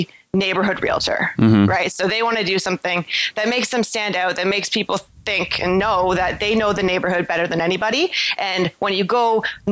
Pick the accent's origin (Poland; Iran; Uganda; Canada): Canada; Toronto, Ontario; I'm from Toronto, Canada